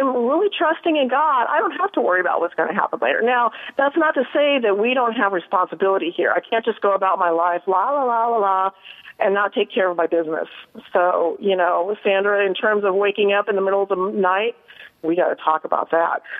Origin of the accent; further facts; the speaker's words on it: Colorado, United States; now in Southern California, United States; I'm from Colorado originally, but I've been living in Southern California for